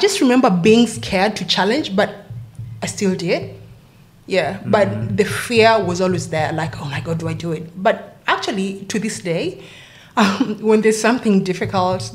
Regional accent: Nairobi, Kenya; also born or lived in Wollongong, Australia; now in Sydney, Australia; So I am from Kenya, born and raised in Nairobi

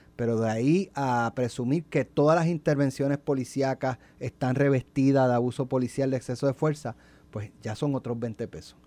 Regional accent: Jayuya, Puerto Rico; also born or lived in Utuado; yo nací en Utuado y yo me crié en Jayuya

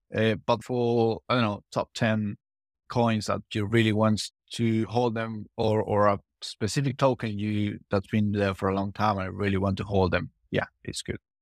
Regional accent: Argentina; I'm from Argentina. I come from, from South America.

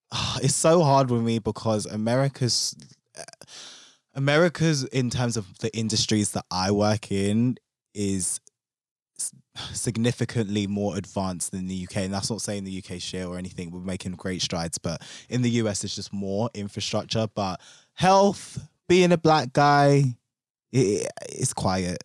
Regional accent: London, United Kingdom; me being a Londoner

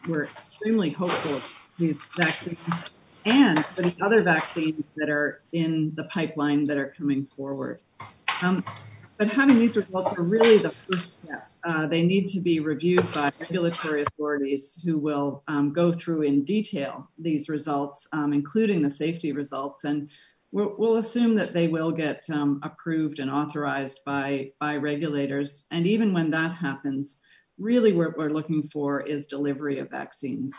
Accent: Canada; I'm a Canadian

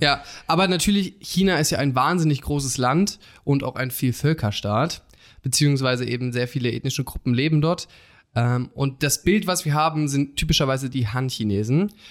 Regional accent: Germany; als Deutsche

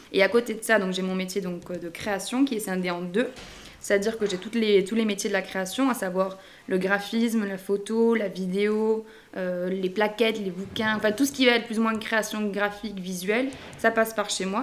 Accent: Narbonne, Occitania, France; je suis originaire de Narbonne dans le Languedoc

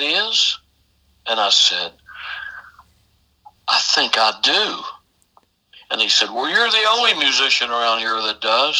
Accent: South Florida, United States; moved away as an adult; I came up here from South Florida

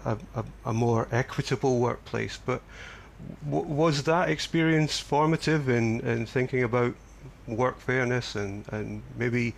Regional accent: Scotland, United Kingdom; moved away; when I grew up in Scotland

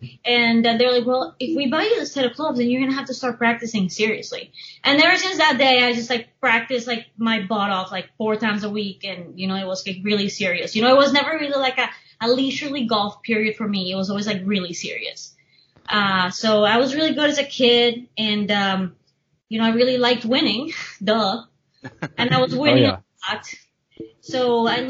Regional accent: Bogotá, Colombia; also born or lived in Miami, United States; now in United States; I was born in Miami, but I grew up in Bogota

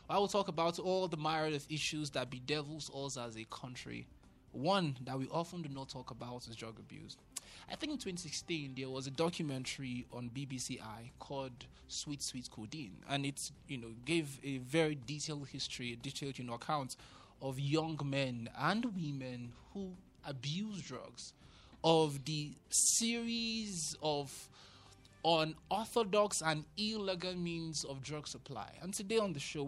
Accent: Ikorodu, Lagos, Nigeria; I remember growing up in Lagos, in Ikorodu specifically

